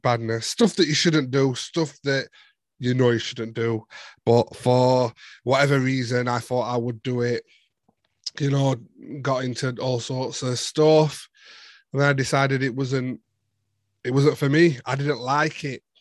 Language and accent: English; Sheffield, Yorkshire and the Humber, United Kingdom; I'm from Sheffield